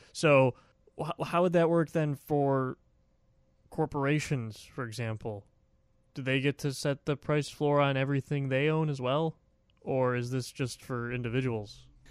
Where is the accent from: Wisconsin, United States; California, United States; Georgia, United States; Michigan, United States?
Wisconsin, United States; Milwaukee; now in Washington, D.C. area, United States; I'm from Wisconsin, in Milwaukee